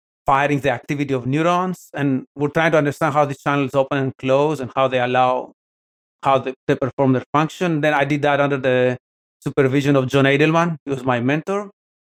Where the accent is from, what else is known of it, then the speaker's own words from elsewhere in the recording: Athens, Attica, Greece; moved away as an adult; also born or lived in Portland, Oregon; now in Pittsburgh, United States; born and raised in Athens, Greece